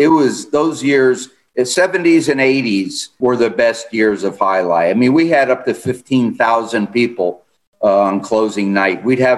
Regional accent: United States; Being an American in a sport dominated by Spanish Basque, French Basque, Mexicans

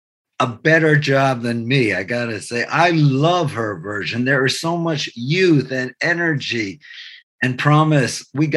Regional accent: New York, United States; he's from Freeport, Long Island, and I'm from Baltimore, Long Island, two towns right next to each other.

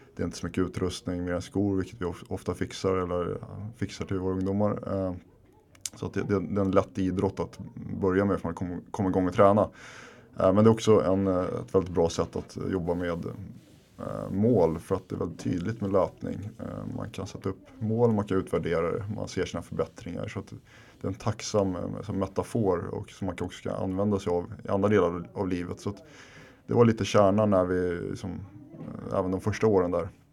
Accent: Stockholm, Stockholm County, Sweden; moved away as an adult; also born or lived in Husby / Finland (parents); now in Sundbyberg, Sweden; jag är uppvuxen här i Kista där vi sitter nu andra generationens invandrare, mina föräldrar är från Finland

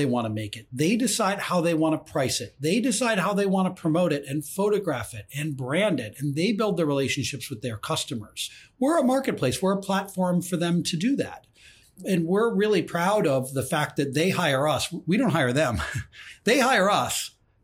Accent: Ann Arbor, Michigan, United States; I grew up in Ann Arbor, Michigan, the largest football stadium in the United States.

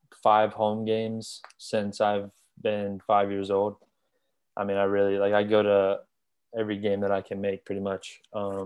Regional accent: Gainesville, Florida, United States; I grew up in Gainesville. So I've been a Gator fan my whole life

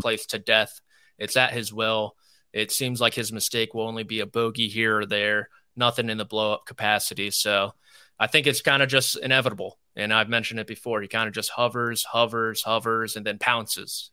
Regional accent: D.C., District of Columbia, United States; I grew up outside Washington, D C

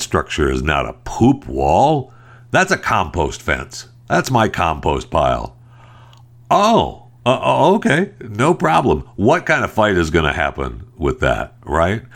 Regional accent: Michigan, United States; I was raised in Michigan.

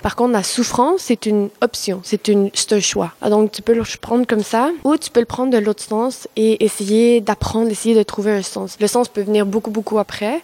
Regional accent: Mexico; French is a second language; now in Quebec, Canada; je viens du Mexique. J'adore mon pays.

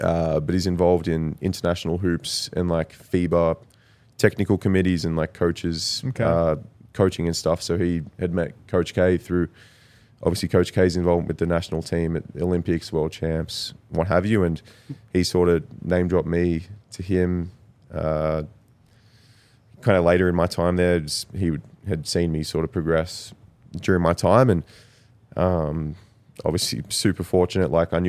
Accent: Traralgon, Victoria, Australia; now in Denver, United States; my hometown, Traralgon.

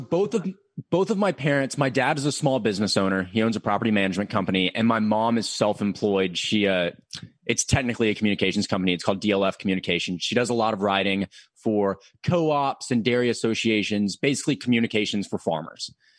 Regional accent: Murfreesboro, Tennessee, United States; moved away as an adult; now in Knoxville, United States; I am from the Nashville area. I'm from Murfreesboro

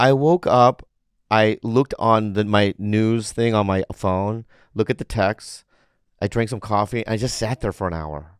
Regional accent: San Diego, California, United States; I grew up in San Diego.

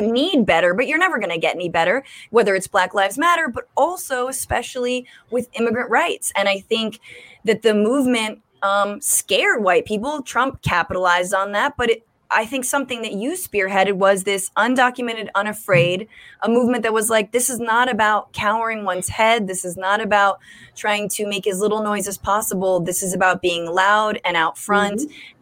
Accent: California, United States; I'm from California

